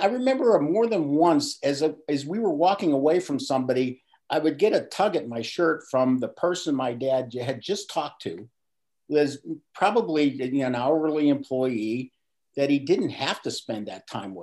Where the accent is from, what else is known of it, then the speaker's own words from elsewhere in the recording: Pittsburgh, Pennsylvania, United States; I grew up in Pittsburgh, PA. I was born and raised